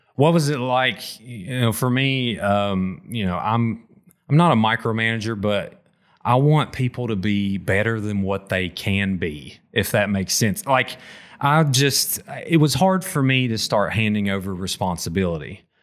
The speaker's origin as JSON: {"language": "English", "area": "McDowell County", "region": "West Virginia", "country": "United States", "tie": "born or raised there", "also_born_or_lived": "Wyoming County, West Virginia", "said": "I grew up in McDowell"}